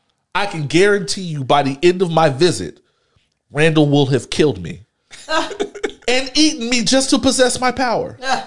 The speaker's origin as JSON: {"language": "English", "town": "Houston", "region": "Texas", "country": "United States", "said": "I'm not from Sunnyside. I don't live in Sunnyside, but I come from Hiram Clark, Texas."}